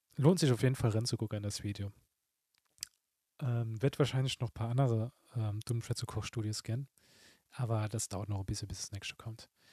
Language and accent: German; Saarbrücken, Saarland, Germany; mir als Saarbrücker